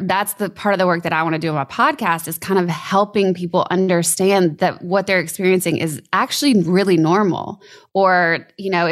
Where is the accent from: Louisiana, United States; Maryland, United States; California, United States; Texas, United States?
Louisiana, United States; I grew up in Louisiana